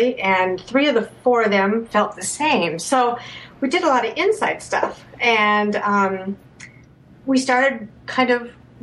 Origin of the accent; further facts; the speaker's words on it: Hopkins, Minnesota, United States; I grew up in Hopkins, Minnesota.